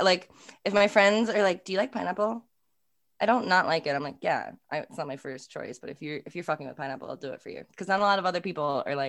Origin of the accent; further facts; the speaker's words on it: Scranton, Pennsylvania, United States; now in Brooklyn, United States; I'm from Scranton. So my daddy lives in Old Forge. I am an Old Forge pizza girl.